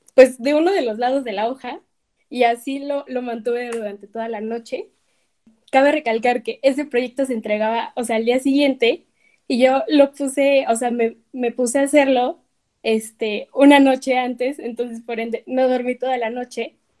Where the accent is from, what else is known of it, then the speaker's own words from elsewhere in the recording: Puebla, Mexico; el ir creciendo en México, en Puebla